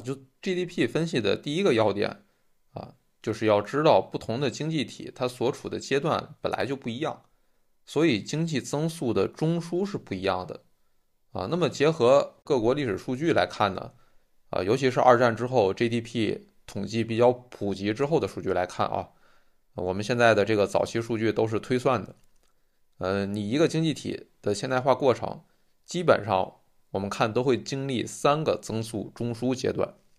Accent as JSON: {"language": "Chinese", "region": "Tianjin", "country": "China", "tie": "born or raised there", "moved": "yes", "said": "我出生的这个天津的这个区，一直以来号称是中国人均G D P最高的地方"}